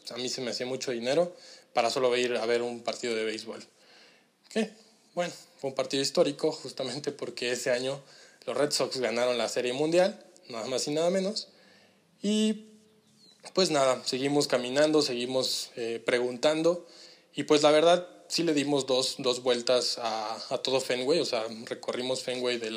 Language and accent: Spanish; Mexico; Eh, pues nosotros venimos de México, fíjate que estamos en un programa así, asado